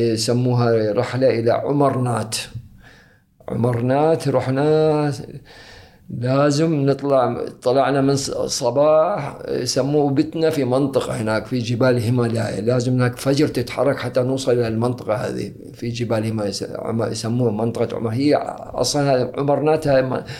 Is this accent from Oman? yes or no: yes; Muttrah, Muscat, Oman; also born or lived in Zanzibar / Moscow / Dubai; من أنا صغير لأن متعودين على حياة المطرح